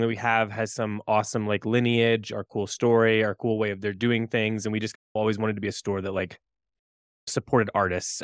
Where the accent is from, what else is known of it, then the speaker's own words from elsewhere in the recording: Indiana, United States; also born or lived in Chicago; now in Boulder, United States; I'm from Indiana originally, Chicago for a long time, Boulder now.